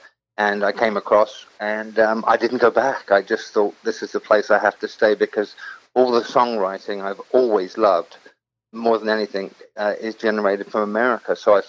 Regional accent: Southampton, South East England, United Kingdom; accent: Hampshire; moved away as an adult; also born or lived in London; now in Los Angeles, United States; Well, I grew up in Southampton in England in the 60s.

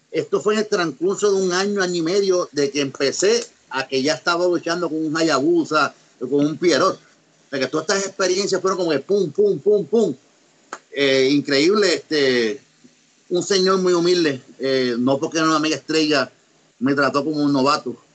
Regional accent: Mexico; fui a Japón como, como mexicano, yo fui con una máscara

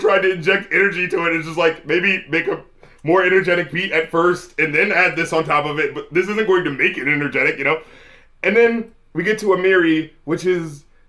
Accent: North Carolina, United States; even though I'm from North Carolina

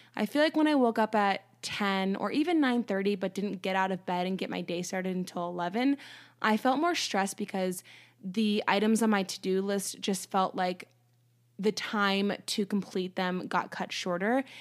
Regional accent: United States

